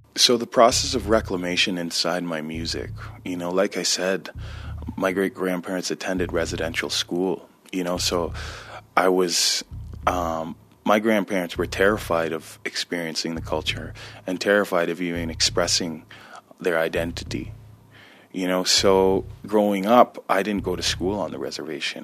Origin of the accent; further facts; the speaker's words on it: Six Nations, Ontario, Canada; I'm Mohawk, Turtle Clan, Haudenosaunee, and I'm from Six Nations